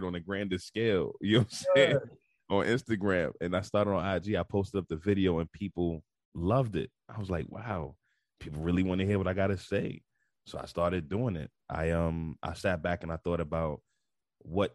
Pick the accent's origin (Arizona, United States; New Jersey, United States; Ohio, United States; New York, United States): New York, United States; New York City; moved away; also born or lived in Baltimore / Houston; So I was born and raised in Bed-Stuy, Brooklyn. I moved around a whole lot throughout my life, but I was born and raised in Bed-Stuy, Brooklyn, raised in Brooklyn for most of my life